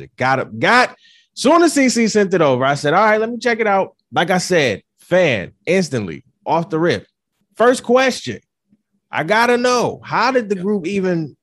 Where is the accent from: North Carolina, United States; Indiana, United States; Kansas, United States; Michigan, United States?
Michigan, United States; Detroit; moved away as an adult; also born or lived in Florida; now in New York, United States; I'm from Detroit. I was born in Florida, so it's just like coming from Florida to Detroit, and I was young